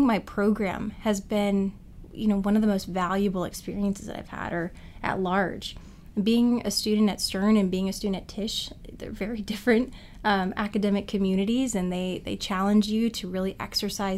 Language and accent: English; Richmond, Virginia, United States; now in New York, United States; My hometown is Richmond, Virginia